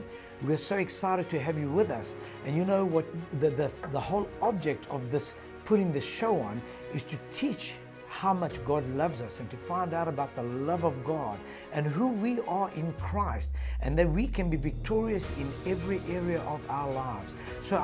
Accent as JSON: {"language": "English", "town": "Johannesburg", "region": "Gauteng", "country": "South Africa", "tie": "born or raised there", "moved": "as an adult", "lives_now": "Cape Town, South Africa", "said": "I'm born and bred and raised in South Africa. I was born in Johannesburg"}